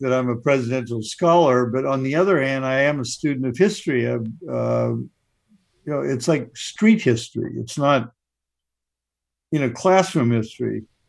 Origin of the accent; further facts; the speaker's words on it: Roseburg, Oregon, United States; I'm from Roseburg, Oregon, the timber capital of the nation. My dad was a traveling salesman.